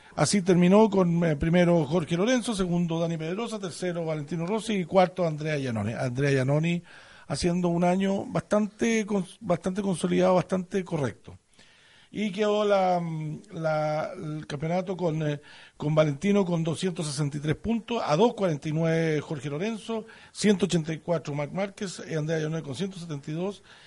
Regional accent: Chile; como buenos chilenos

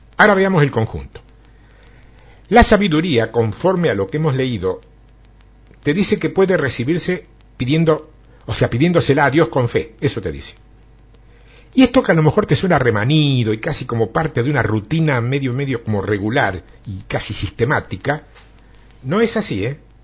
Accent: Argentina; como buen argentino

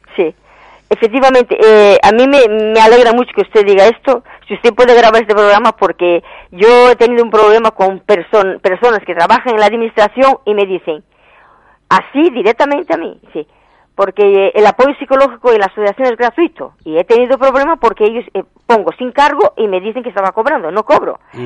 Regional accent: Asturias, Spain; moved away as an adult; somos asturianos

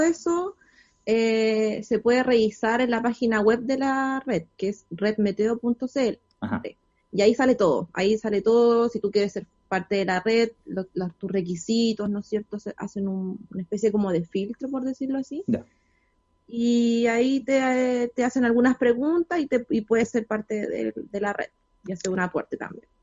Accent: Los Andes, Valparaíso, Chile; yo soy de los Andes

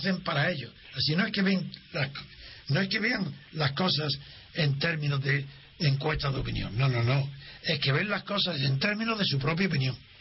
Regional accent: Spain; soy español

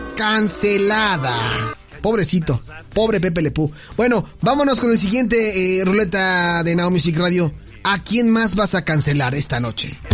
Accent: Mexico; nosotros siendo como mexicanos

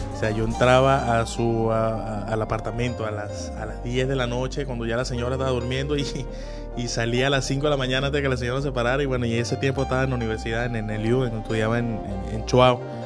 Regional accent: Punto Fijo, Falcón, Venezuela; moved away as an adult; now in Caracas, Venezuela; no soy de aquí, soy de Punto Fijo, de, de, de Falcón.

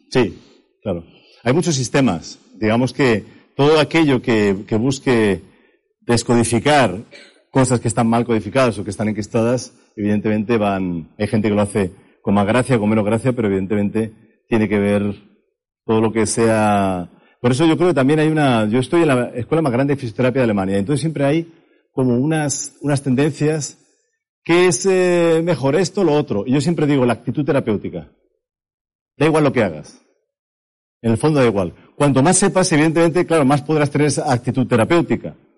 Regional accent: Madrid, Community of Madrid, Spain; moved away as an adult; now in Berlin, Germany; yo he vivido aquí en la calle General Moscardó toda mi vida, yo soy español por parte de Madrid

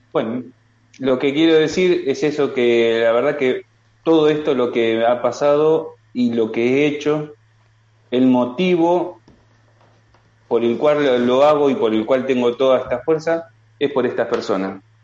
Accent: Argentina; moved away as an adult; now in Talavera de la Reina, Spain; De Argentina

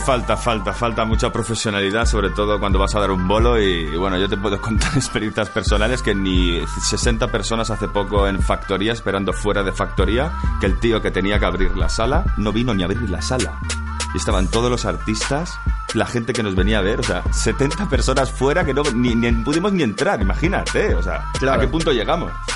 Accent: Mallorca, Balearic Islands, Spain; somos de Mallorca

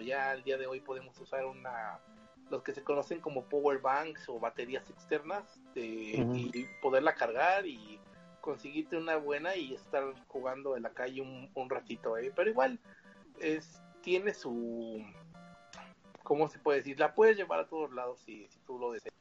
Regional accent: Mexico

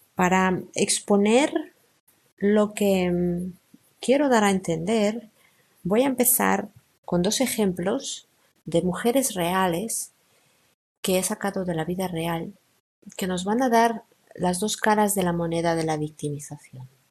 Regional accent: Spain; soy española, vivo en España

